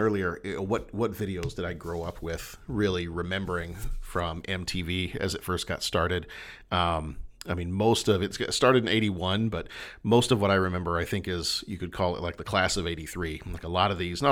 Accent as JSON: {"language": "English", "region": "Texas", "country": "United States", "tie": "born or raised there", "said": "I was born in Texas, grew up in Texas"}